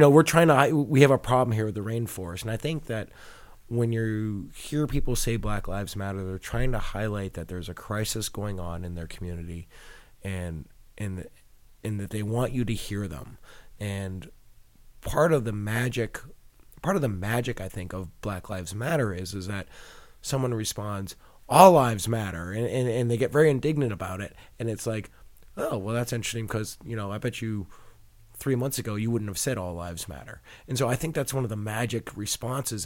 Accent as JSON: {"language": "English", "town": "Boston", "region": "Massachusetts", "country": "United States", "tie": "born or raised there", "said": "I grew up in Boston"}